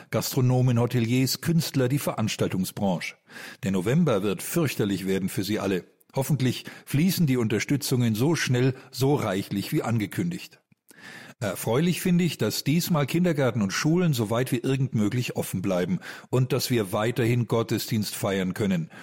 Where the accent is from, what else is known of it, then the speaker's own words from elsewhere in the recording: Germany; bei uns in Deutschland